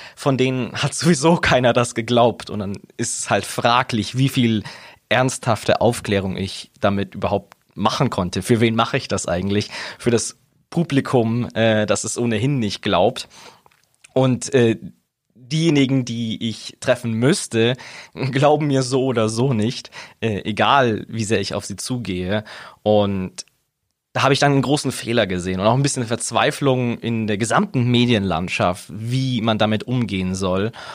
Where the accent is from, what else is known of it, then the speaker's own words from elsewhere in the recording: Augsburg, Bavaria, Germany; ich bin gebürtiger Augsburger. Ich komme von hier, bin hier aufgewachsen, bin hier zur Schule gegangen